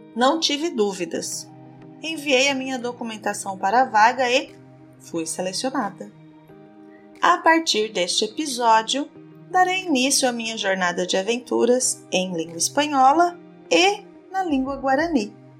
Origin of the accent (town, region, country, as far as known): Brazil